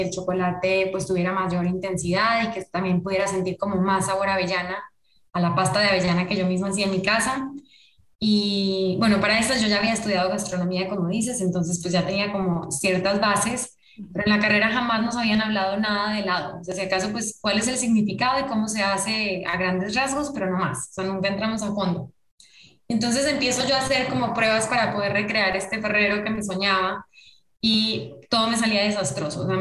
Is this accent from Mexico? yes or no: no; Colombia; moved away; nosotros nos vinimos de Colombia hace muchos años. Me vine con mis papás y con algunos de mis hermanos hace como 20 años